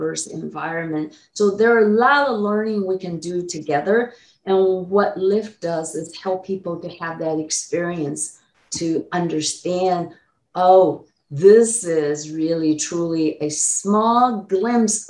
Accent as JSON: {"language": "English", "country": "Taiwan", "tie": "born or raised there", "moved": "yes", "lives_now": "United States", "said": "I was born in Taiwan as a Chinese"}